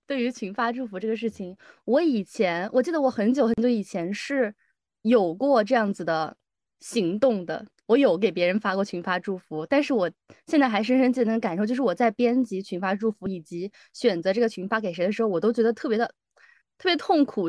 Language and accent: Chinese; Hunan, China; moved away; 我家乡那边的美食